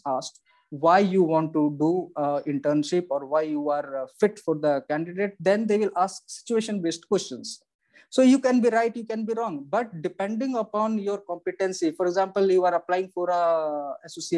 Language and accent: English; India; being as an Indian, we know English